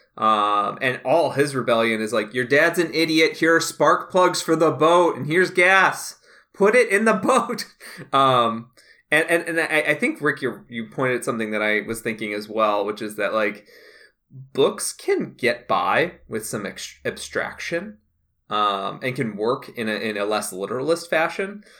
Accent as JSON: {"language": "English", "region": "Midwest", "country": "United States", "said": "And I'm from the Midwest. I'm from Mike Pence territory."}